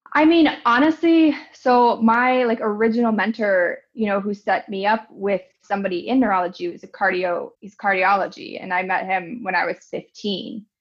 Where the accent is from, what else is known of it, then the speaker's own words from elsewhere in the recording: Cleveland, Ohio, United States; moved away as an adult; also born or lived in Grand Rapids, Michigan / Grenada; now in Kansas City, United States; I am originally from Cleveland, Ohio. I grew up there, into high school there.